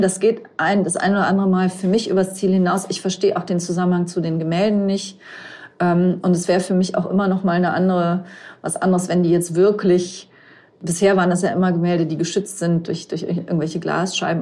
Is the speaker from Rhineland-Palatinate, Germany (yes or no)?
yes; Rhineland-Palatinate, Germany; ich komme aus Rheinland-Pfalz